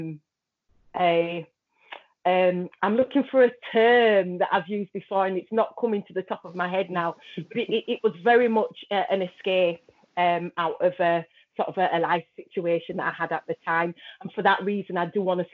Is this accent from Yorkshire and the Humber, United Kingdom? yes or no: yes; Huddersfield, Yorkshire and the Humber, United Kingdom; I am a designer from Huddersfield, West Yorkshire